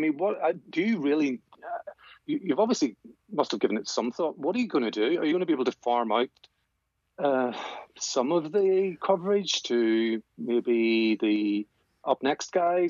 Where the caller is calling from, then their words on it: Northern Ireland, United Kingdom; Yeah, just not too far from Belfast.